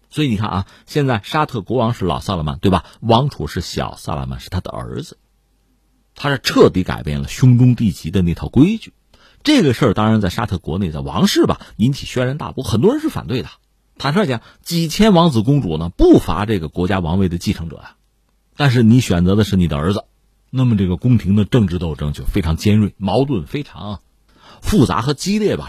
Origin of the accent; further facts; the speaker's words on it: China; 我作为一个中国人